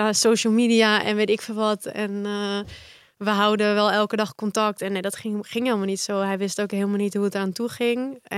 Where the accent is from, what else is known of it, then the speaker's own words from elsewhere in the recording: Balearic Islands, Spain; born there; ik denk dat dat wel, omdat ik echt sinds baby, ik ben geboren in Mallorca. En mijn moeder en mijn vader waren daar toen heen verhuisd.